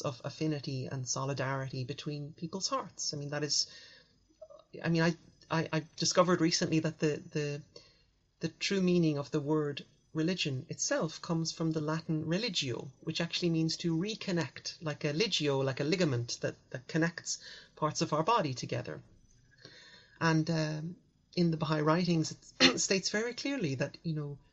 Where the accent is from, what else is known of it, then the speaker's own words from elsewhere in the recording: Dublin, Leinster, Ireland; At the time in the 80s, 90s, growing up in Ireland, most of our friends were either Catholic or Protestant.